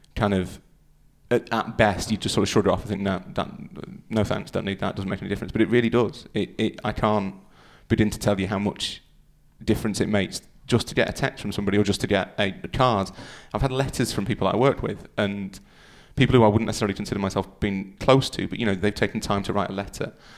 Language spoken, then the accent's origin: English; Yorkshire and the Humber, United Kingdom; I'm from Yorkshire.